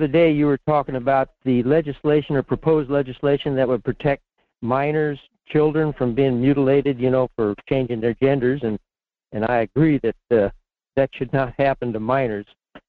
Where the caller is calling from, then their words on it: Fairbanks, Alaska, United States; in Fairbanks.